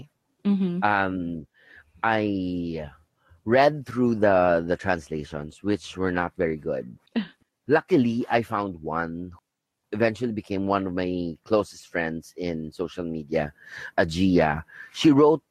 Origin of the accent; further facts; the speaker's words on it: Philippines; I'm from the Philippines